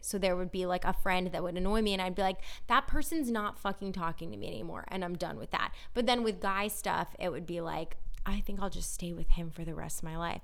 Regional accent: Northern California, United States; now in Los Angeles, United States; we're from Northern California

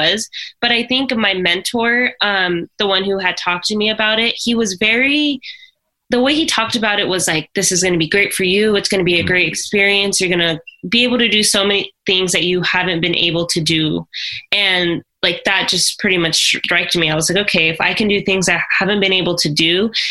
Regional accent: near Boise, Idaho, United States; we would go to Boise State University. And so that was about 15, 20 minutes from my hometown

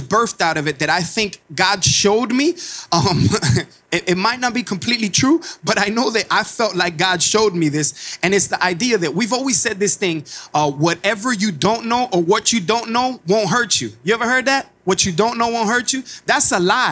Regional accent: Miami, Florida, United States; I came from Cuba in my mama's belly. 1980, Mariel Boatlift, as a Cuban immigrant in a city in Miami, Florida

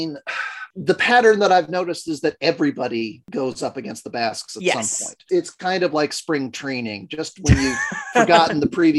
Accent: United States; As an American in 2022

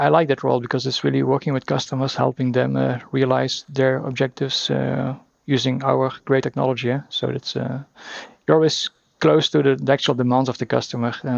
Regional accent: Belgium; we drink our own Belgian beers

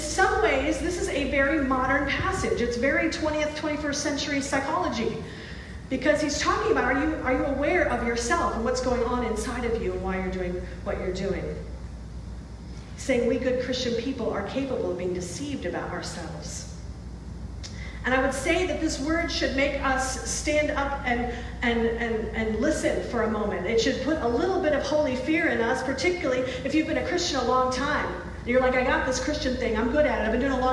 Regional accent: Rochester, New York, United States; moved away as an adult; also born or lived in New Hampshire; I grew up in Rochester, went to college in New Hampshire

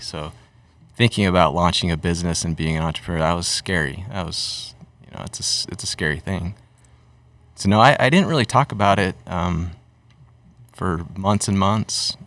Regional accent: Utah, United States; also born or lived in Massachusetts; I'm from Utah too

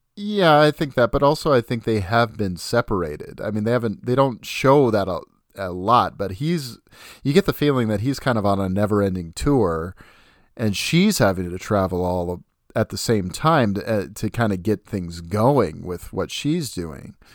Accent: Puyallup, Washington, United States; Puyallup, Washington is my hometown

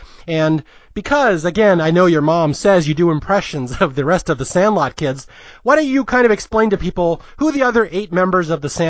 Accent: Seattle, Washington, United States; I am from Seattle. I grew up in the kingdom

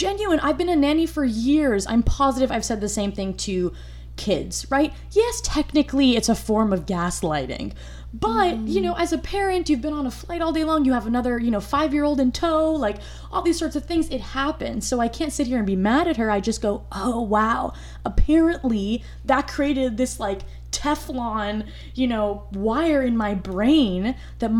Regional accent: United States; I'm first generation born in the United States

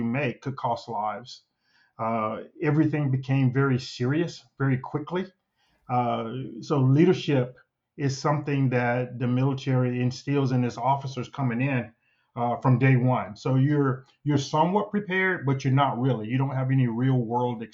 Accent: Mississippi, United States; moved away; my oldest memories is actually being in kindergarten in Mississippi.

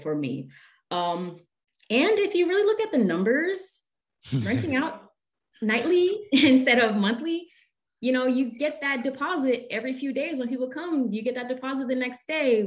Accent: Haiti; moved away; I'm originally from Laguna of Haiti, and we were from the mountains

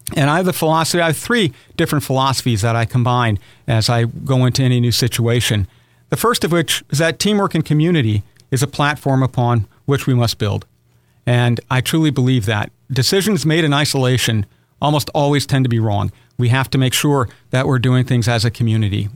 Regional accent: Aberdeen, South Dakota, United States; moved away as an adult; now in Owensboro, United States; I was born in Aberdeen, South Dakota, one of six children

